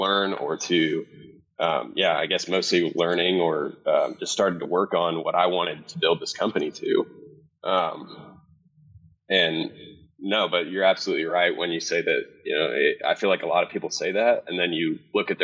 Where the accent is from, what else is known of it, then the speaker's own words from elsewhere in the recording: Cedar Hill, Texas, United States; I grew up in Cedar Hill, Texas